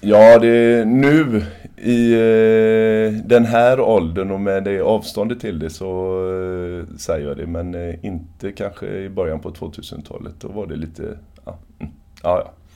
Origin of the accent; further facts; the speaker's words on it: Sweden; som svensk